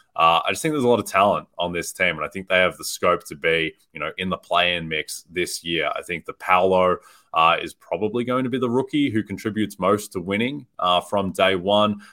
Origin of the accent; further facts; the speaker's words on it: Australia; moved away; I grew up in Australia